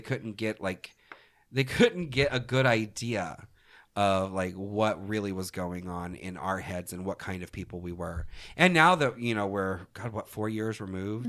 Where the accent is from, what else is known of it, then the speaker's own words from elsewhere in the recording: Orlando, Florida, United States; I'm from Orlando